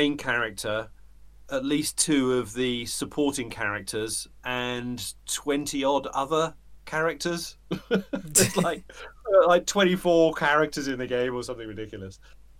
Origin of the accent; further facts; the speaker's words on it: United Kingdom; moved away; I'm a British bloke in the middle of metaphorical nowhere